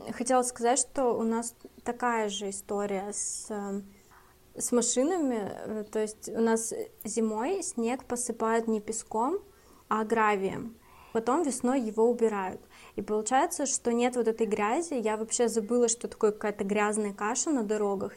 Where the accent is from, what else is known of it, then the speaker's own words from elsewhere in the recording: Republic of Karelia, Russia; now in Finland; я из Карелии